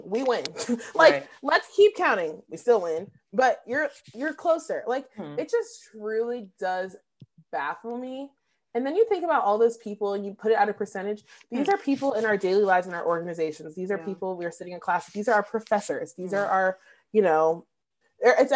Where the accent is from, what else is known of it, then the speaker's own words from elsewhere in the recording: Flint, Michigan, United States; moved away; also born or lived in Dayton, Ohio; I'm actually from Flint